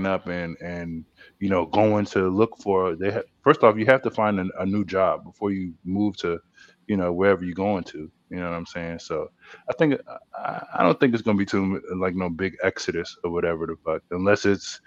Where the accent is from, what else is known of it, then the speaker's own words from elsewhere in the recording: South Carolina, United States; I was born in South Carolina